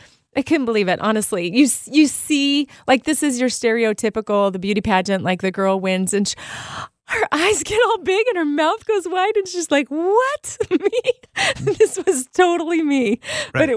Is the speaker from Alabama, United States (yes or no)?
no; Artesia, California, United States; Artesia is the city that I grew up in Southern California.